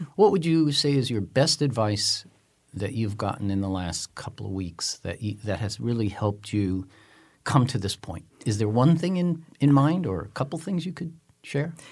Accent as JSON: {"language": "English", "area": "San Francisco Bay Area", "region": "California", "country": "United States", "said": "I hail from the San Francisco Bay Area"}